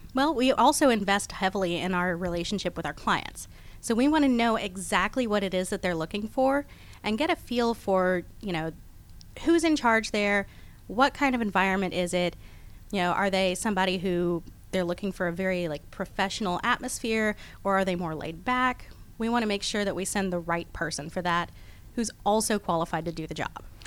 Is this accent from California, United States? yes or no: no; Houston, Texas, United States; now in Atlanta, United States; I was born in Houston, Texas, but I've been in Atlanta since 1993, so I'm a Georgia girl at this point